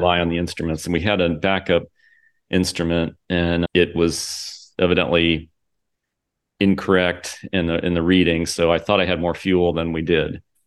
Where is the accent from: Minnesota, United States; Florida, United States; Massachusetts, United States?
Florida, United States; Port Orange; also born or lived in Daytona Beach, Florida; I grew up here in Daytona and in Port Orange.